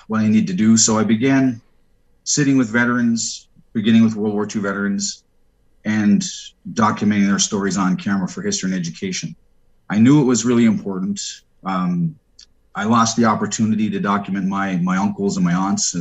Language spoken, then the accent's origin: English; Nova Scotia, Canada; moved away; I'm from Nova Scotia originally